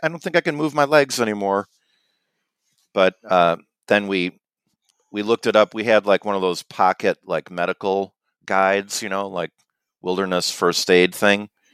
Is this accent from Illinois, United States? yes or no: yes; Illinois, United States; I'm from Illinois